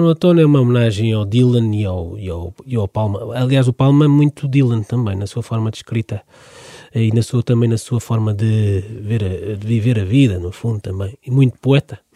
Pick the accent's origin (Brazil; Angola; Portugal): Portugal; Amadora, Lisbon; eu cresci precisamente na Amadora